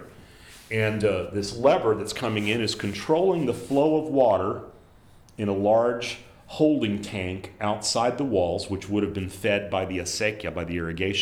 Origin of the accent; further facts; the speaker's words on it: South Texas, United States; as a kid growing up in South Texas